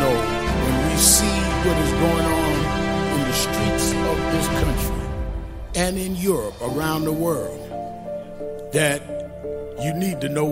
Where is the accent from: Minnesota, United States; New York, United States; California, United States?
New York, United States; New York City; I grew up in Brownsville